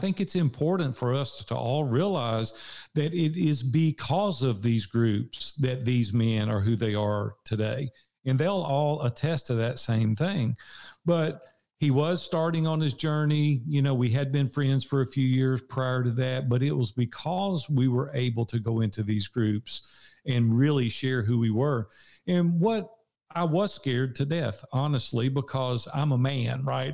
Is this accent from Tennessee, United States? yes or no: yes; Nashville, Tennessee, United States; accent: Southern; I'm from Nashville, Tennessee. I've been here sixty-one years now